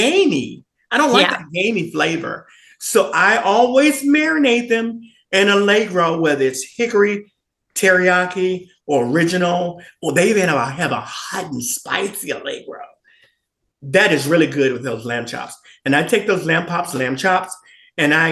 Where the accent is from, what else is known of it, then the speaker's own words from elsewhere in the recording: Memphis, Tennessee, United States; moved away; originally I am from Memphis, Tennessee.